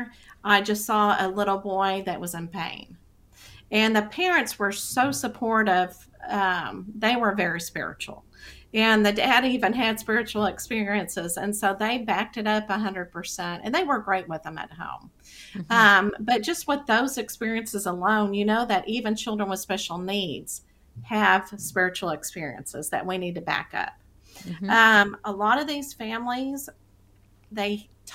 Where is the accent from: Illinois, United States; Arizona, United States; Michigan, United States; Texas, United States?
Texas, United States; accent: Texas; my Texas accent